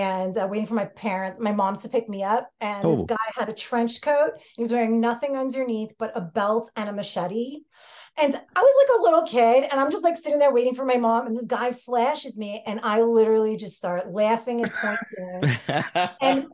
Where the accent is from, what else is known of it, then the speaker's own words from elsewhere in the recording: New York City, New York, United States; also born or lived in Greece; I grew up in New York City